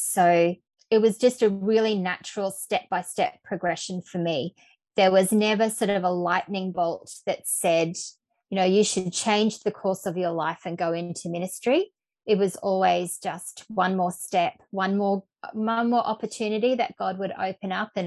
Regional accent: central Queensland, Australia; also born or lived in Brisbane, Australia; I grew up in central Queensland in a small town

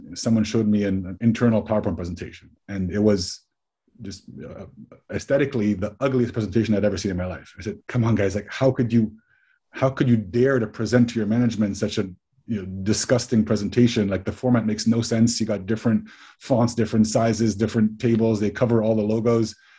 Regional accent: Switzerland; moved away as an adult; also born or lived in United States; I grew up in Switzerland. I'm, I'm Swiss and American. Went to the US for, for university

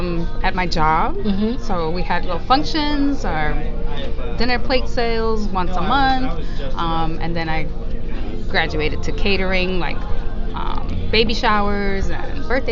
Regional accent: New York City, New York, United States; moved away as an adult; also born or lived in Puerto Rico; I was born in Puerto Rico. I moved to the Bronx, New York, when I was 8 years old, and then I was there for about till I graduated high school, and then moved down here.

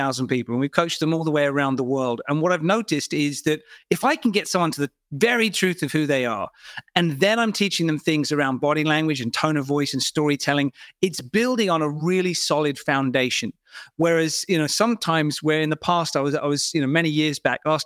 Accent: United Kingdom; I'm British

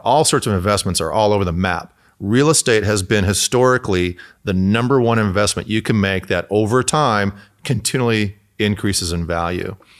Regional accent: Michigan, United States; now in California, United States; I'm from Michigan

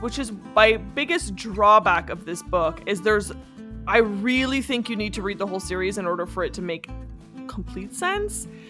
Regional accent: Canada; in Canada we say lieutenant.

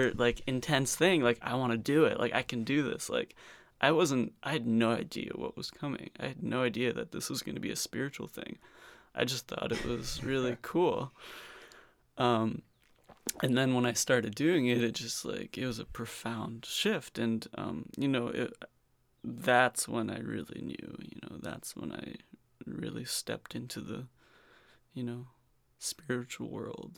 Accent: Fair Lawn, New Jersey, United States; moved away; In New Jersey, in the suburbs

